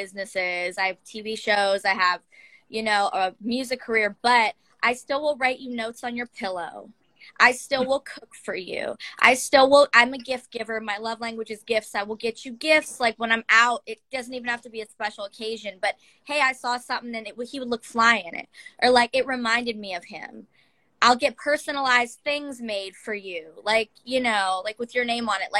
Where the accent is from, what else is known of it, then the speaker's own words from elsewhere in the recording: Youngstown, Ohio, United States; I am from Youngstown, Ohio, so we call it the Yo.